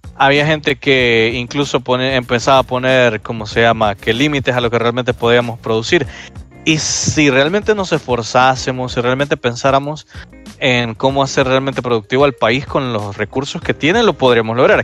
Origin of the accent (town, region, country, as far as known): El Salvador